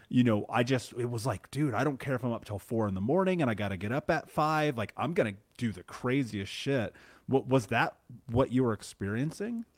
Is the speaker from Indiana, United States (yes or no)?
yes; Indiana, United States; growing up in the Midwest, living in Indiana